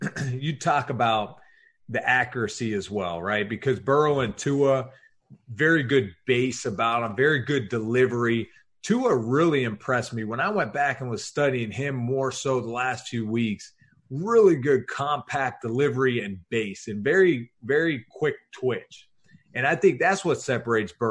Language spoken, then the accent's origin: English; Pittsburgh, Pennsylvania, United States; I'm a small town kid from Pittsburgh